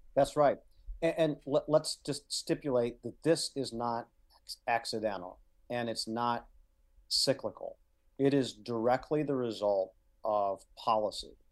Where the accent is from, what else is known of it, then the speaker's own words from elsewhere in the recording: Midwest, United States; I was raised in the Midwest.